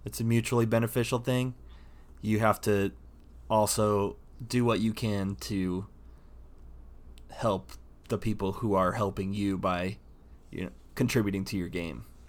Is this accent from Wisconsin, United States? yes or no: no; Indiana, United States; I grew up in Indiana, so, um, there were t, there were tornadoes.